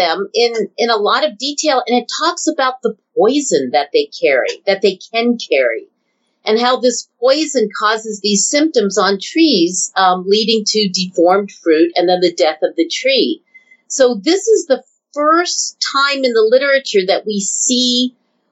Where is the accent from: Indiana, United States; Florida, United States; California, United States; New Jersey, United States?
California, United States; Southern; When I was growing up in Southern California